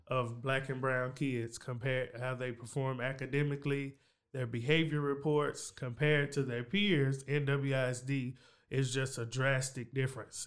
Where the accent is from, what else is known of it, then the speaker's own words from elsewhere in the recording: Waco, Texas, United States; also born or lived in Hewitt, Texas; growing up in East Waco, U S